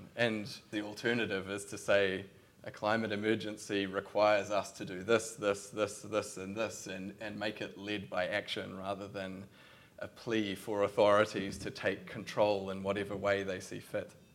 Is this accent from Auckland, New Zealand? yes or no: no; Christchurch, Canterbury, New Zealand; I'm from Christchurch